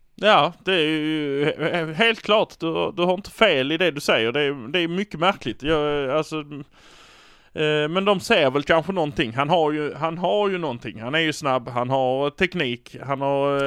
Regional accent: Malmö, Skåne, Sweden; vi är från Malmö

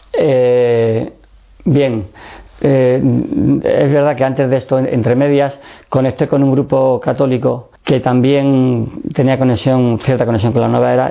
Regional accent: Madrid, Community of Madrid, Spain; also born or lived in Seville / Écija; nací en Sevilla y estuve viviendo hasta los 7 años en, en Écija, un pueblo de Sevilla, muy conocido, eh, donde más calor hace en toda España. y allí estuve estudiando con los salesianos y luego ya mm, tuvimos que emigrar a Madrid

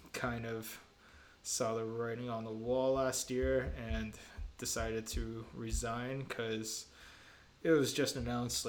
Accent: Hamilton, Ontario, Canada; also born or lived in Italy; I grew up in Winona here in Stony Creek area, Hamilton

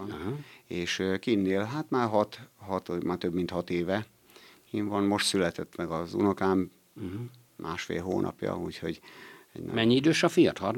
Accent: Eger, Heves, Hungary; Tehát én azért, tehát abból tudom, hogy én Egerből jöttem ide, és Egerbe ugyanúgy volt, megvoltak a, a munkaidőkedvezményesek

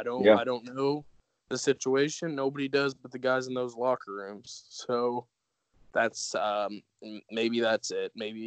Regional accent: Indiana, United States; I'm actually from Indiana.

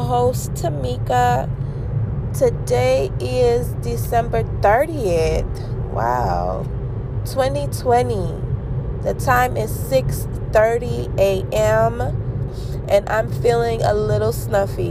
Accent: St. Kitts & Nevis; now in United States; I'm American born, but I was not raised in America. St. Kitts and Nevis is my home.

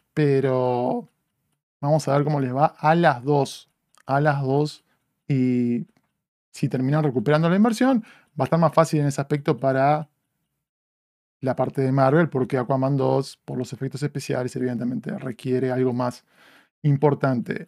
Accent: Uruguay; now in Los Angeles, United States; me retrotrae a mi infancia, a crecer en Uruguay

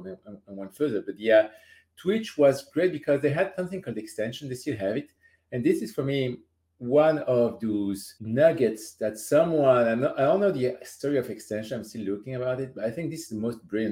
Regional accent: France; I'm from France

